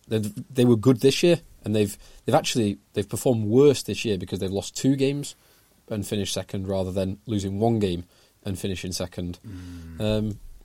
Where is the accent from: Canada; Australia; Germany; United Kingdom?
United Kingdom; England; as Englishmen wanting England to win